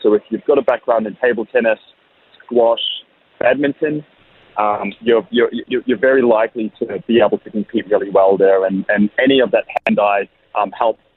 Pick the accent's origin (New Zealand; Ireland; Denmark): New Zealand; now in Australia; I'm a Kiwi